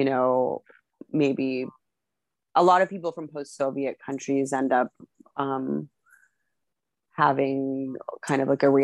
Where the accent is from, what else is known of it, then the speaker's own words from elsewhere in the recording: Las Vegas, Nevada, United States; growing up in Las Vegas